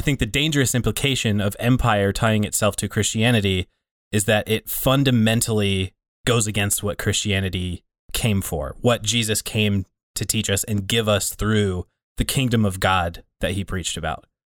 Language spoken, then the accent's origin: English; Laurel, Montana, United States; a Baptist church here in Laurel, Montana